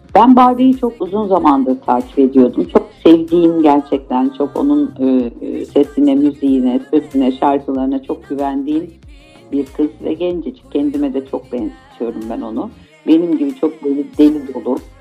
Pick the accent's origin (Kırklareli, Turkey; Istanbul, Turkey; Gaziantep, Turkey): Istanbul, Turkey; also born or lived in Ankara / Aegean region (ancestry); sonra buraya geldik. E, İstanbul'a geldik.